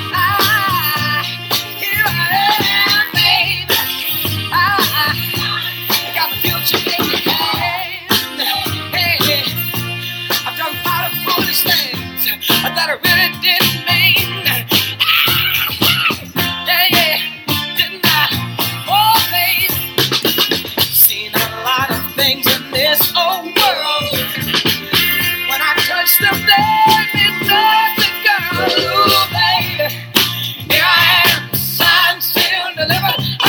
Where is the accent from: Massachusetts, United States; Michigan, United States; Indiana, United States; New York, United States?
Michigan, United States; Detroit; moved away; I miss my hometown and I miss Detroit